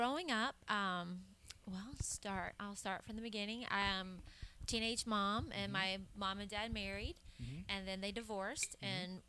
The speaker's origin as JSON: {"language": "English", "town": "Atlanta", "region": "Georgia", "country": "United States", "tie": "born or raised there", "also_born_or_lived": "Birmingham, Alabama / Stone Mountain, Georgia", "said": "Well, I was born in Birmingham, but grew up outside of the Atlanta area, like Stone Mountain and those kind of."}